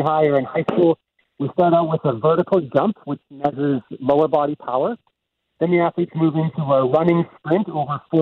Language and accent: English; Winnipeg, Manitoba, Canada; also born or lived in Deloraine, Manitoba; spent a lot of time in Winnipeg growing up